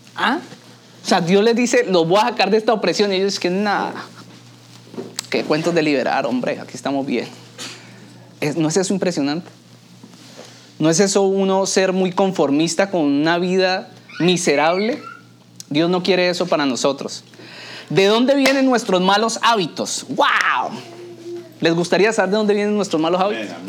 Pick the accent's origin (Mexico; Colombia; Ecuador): Colombia; now in Miami, United States; la cultura mía en la cultura colombiana